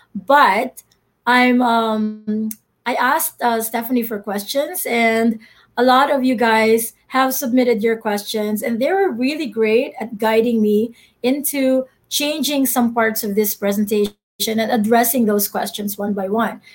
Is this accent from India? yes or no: no; Philippines; I'm Filipino.